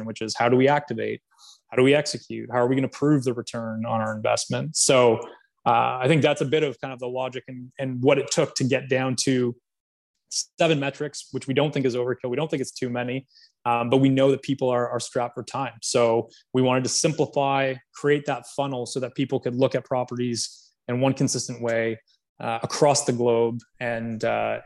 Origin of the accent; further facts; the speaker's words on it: Canada; I'm from Canada